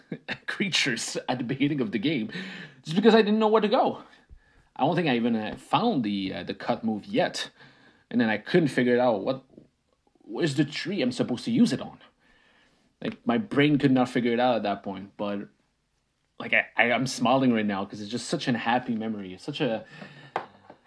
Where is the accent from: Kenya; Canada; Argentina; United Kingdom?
Canada; first language French; English is a second language; I didn't speak English. I'm a French Canadian kid. I spoke French. My parents spoke French.